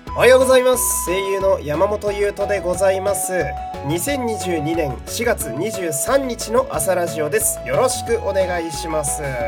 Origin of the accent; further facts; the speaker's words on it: Fukui, Japan; moved away; 地元の福井の友達